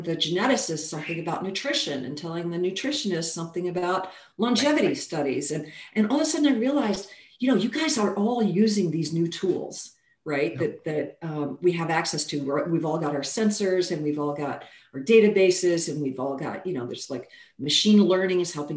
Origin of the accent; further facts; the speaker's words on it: Kentucky, United States; moved away as an adult; also born or lived in France / Amsterdam; I was born in Kentucky. I'm a southerner.